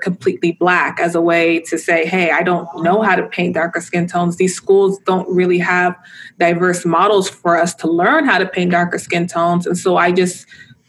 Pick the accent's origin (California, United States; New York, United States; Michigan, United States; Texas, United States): California, United States; Los Angeles; growing up in South Central Los Angeles